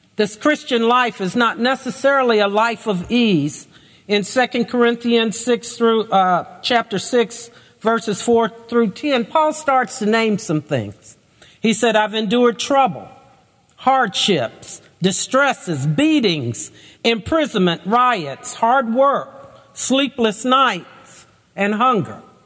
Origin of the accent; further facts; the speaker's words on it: Lexington, United States; I grew up in Lexington in a relatively conservative Baptist church